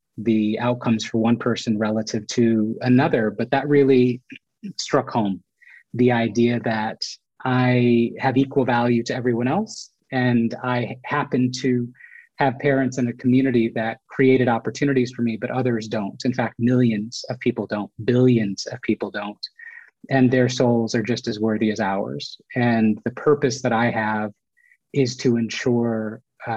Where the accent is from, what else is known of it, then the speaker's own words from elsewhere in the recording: United States; I was born in the United States. They came from India to the United States to make a better life.